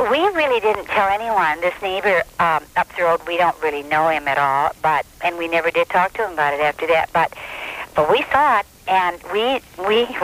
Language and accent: English; Downriver, Michigan, United States; Um, I'm we're from Downriver, and we were driving along our little street here.